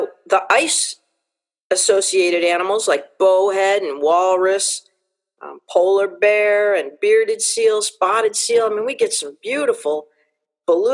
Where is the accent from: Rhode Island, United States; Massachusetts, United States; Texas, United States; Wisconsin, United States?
Rhode Island, United States; Aquidneck Island; also born or lived in Alaska; now in Nome, United States; I was originally born on the island of Aquidneck in the fair state of Rhode Island and Providence Plantations, and moved to Alaska from the smallest state, of course, to the big one, in 1988